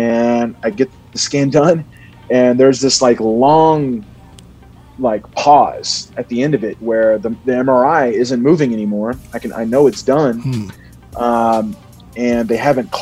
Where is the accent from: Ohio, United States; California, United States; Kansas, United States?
Ohio, United States; Cincinnati; I was born in Cincinnati